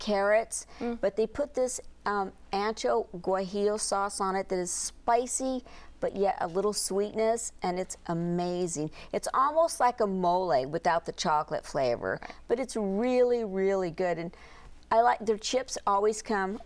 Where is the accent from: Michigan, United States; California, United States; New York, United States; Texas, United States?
California, United States; Southern; now in East Bay, United States; I'm from Southern California. We have the best Mexican food there.